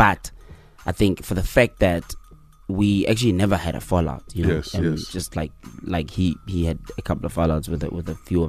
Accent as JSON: {"language": "English", "town": "Kralhoek", "region": "North West", "country": "South Africa", "tie": "born or raised there", "also_born_or_lived": "Mantsere", "said": "I was born in Mantsere, {S0} okay, {S1} which is a village right next to Kralhoek. So I was born in Mantsere, {S0} yes, {S1} and grew up in Kralhoek."}